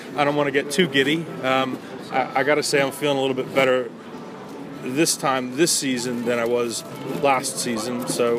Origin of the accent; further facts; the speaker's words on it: Baltimore, Maryland, United States; growing up in America